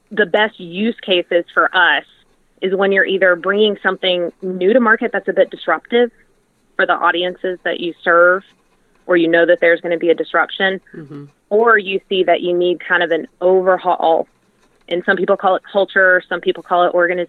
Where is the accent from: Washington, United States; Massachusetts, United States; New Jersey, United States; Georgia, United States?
Georgia, United States; Atlanta; I'm from Atlanta